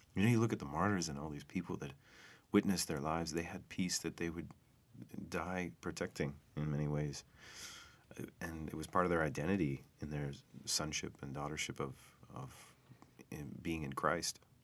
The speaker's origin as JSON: {"language": "English", "country": "United States", "said": "what I've been taught as an American, as a kid growing up"}